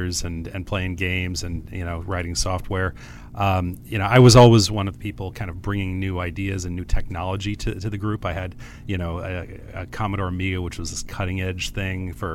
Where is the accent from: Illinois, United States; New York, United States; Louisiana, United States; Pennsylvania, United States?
Illinois, United States; Chicago; also born or lived in Madison, Wisconsin; I grew up in Madison, Wisconsin until I was 11, then moved to Chicago.